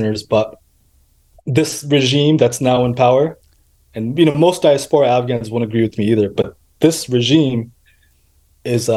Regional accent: United States; I was born in America. I am an American.

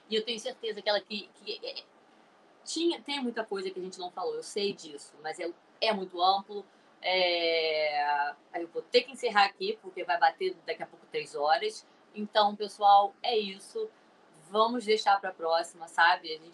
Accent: Rio de Janeiro, Brazil; É, então, como a Luz falou, eu sou carioca também

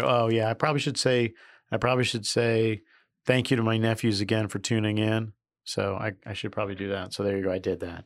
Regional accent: New York, United States; I'm a New Yorker

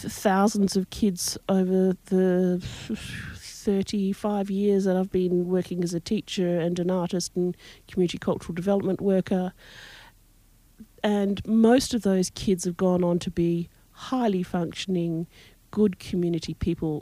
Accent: Broome, Western Australia, Australia; also born or lived in Perth / Fremantle / Fitzroy Crossing; I was born in Broome, lived here all my life

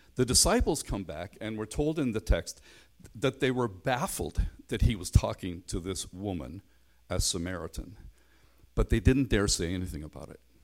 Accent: Belfast, Northern Ireland, United Kingdom; I grew up in Belfast

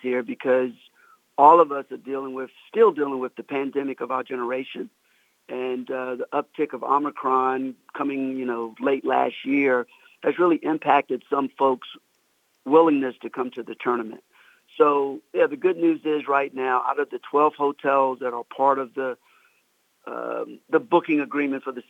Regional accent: Richmond, Virginia, United States; I attended the tournament as a kid growing up in Richmond

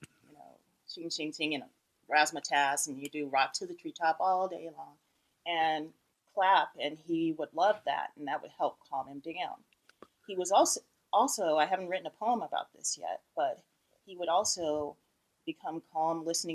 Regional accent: Los Angeles, California, United States; growing up in Los Angeles

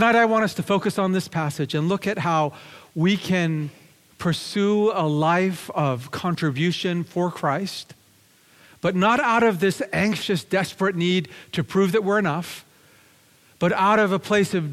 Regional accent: Lower Mainland, British Columbia, Canada; also born or lived in Japan; now in Vancouver, Canada; I was raised here in British Columbia in the Lower Mainland, but I'm originally from Japan

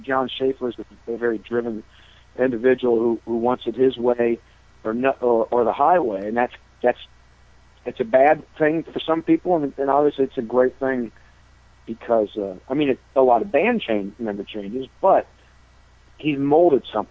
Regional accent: Akron, Ohio, United States; from Akron, Ohio, you know, got kids and family and got the restaurant

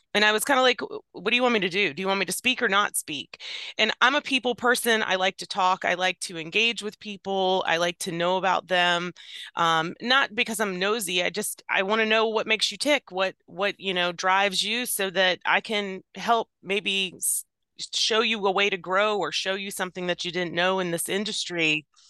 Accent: Virginia, United States; I was born and raised in Virginia

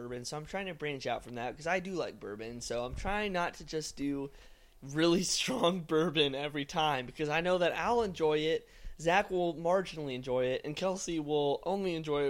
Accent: Houston, Texas, United States; Oh, hello. I am from the Houston, Texas.

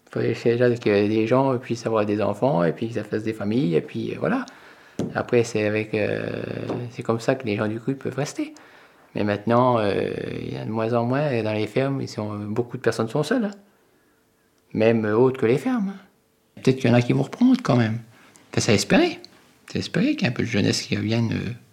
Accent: Bourgogne-Franche-Comté, France; c'est chez nous, dans le Morvan

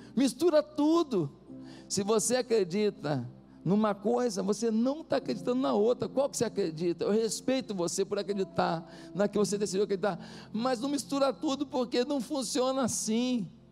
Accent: Brazil

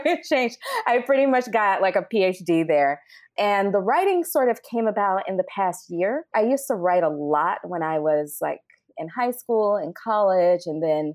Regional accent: Birmingham, Alabama, United States; also born or lived in Talladega, Alabama / Port Gibson, Mississippi; now in New York, United States; I was born in Talladega, Alabama, grew up in Birmingham, Alabama, and also in Port Gibson, Mississippi

